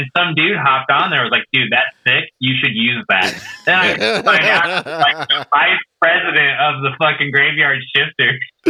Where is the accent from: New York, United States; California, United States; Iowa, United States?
Iowa, United States; Keokuk; born or raised there